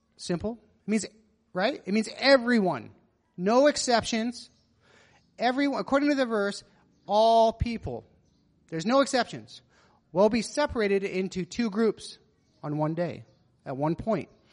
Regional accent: Nevada, United States; growing up in Nevada

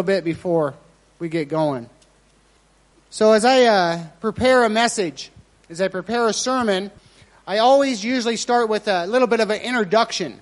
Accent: Eureka, Nevada, United States; moved away; I'm from a very small town in Eureka, Nevada.

